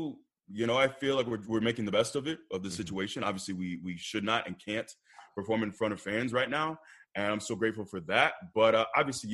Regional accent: Tampa, Florida, United States; also born or lived in Iowa; I grew up in Tampa, and I live here now

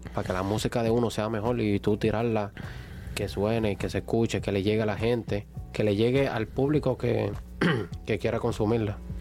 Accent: San Juan, Puerto Rico; moved away as an adult; now in United States; vengo de San Juan, Puerto Rico. Eh, mis padres son dominicanos, yo me crié en Puerto Rico

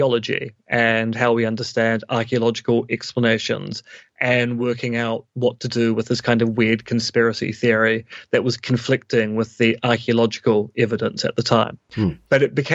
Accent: Devonport, Auckland, New Zealand; now in Beijing, China; growing up in Devonport in the 80s

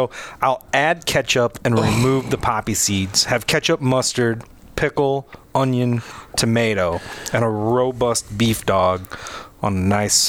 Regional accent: Northwest Indiana, United States; I'm from Northwest Indiana

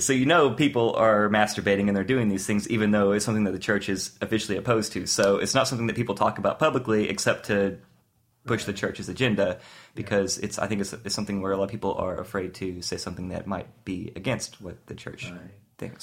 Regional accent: the South, United States; I grew up in the South

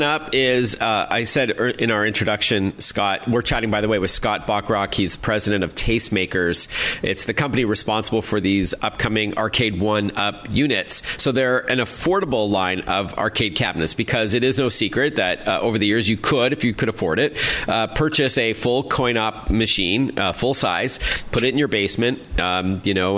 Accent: Toronto, Ontario, Canada; my hometown of Toronto

